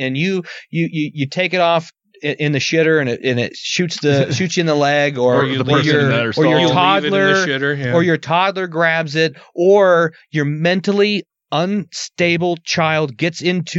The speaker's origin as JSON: {"language": "English", "country": "United States", "said": "I'm an American."}